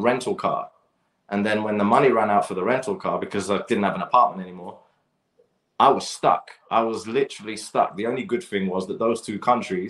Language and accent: English; London, United Kingdom; I grew up playing football in Battersea Park and around Clapham Common as well